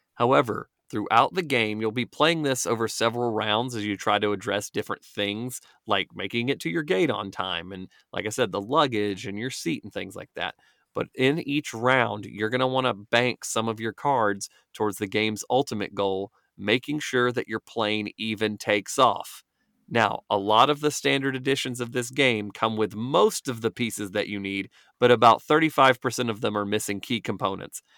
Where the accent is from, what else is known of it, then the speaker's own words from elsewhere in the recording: Georgia, United States; I'm from Georgia